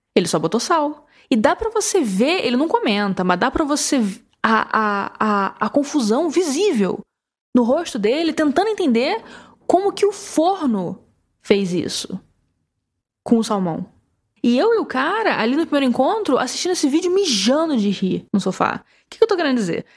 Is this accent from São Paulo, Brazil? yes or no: no; Ceará, Brazil; eu, como nordestino, como cearense